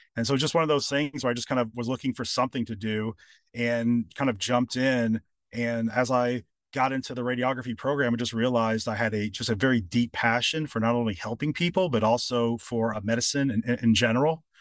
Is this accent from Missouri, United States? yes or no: no; Louisville, Kentucky, United States; moved away; also born or lived in California; moving back to my hometown, which is Louisville, Kentucky